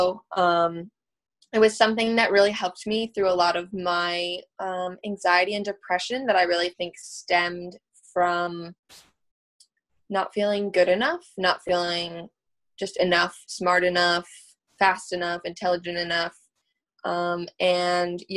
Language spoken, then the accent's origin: English; upstate New York, United States; So I live in New York State, upstate